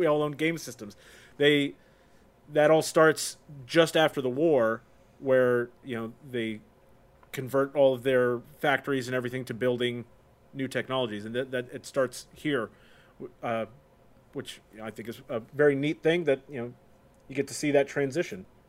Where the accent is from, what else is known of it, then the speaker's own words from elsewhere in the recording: United States; as an American